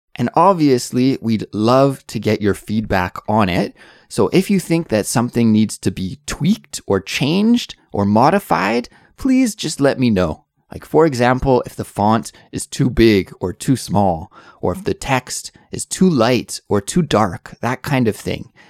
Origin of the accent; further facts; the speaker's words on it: Canada; now in South Korea; I'm an English teacher who is originally from Canada, but now I live in South Korea with my little family